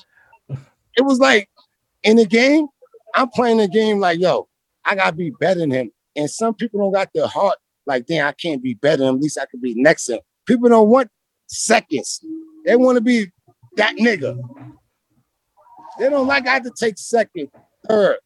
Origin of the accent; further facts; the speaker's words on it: New York City, New York, United States; I'm from Brooklyn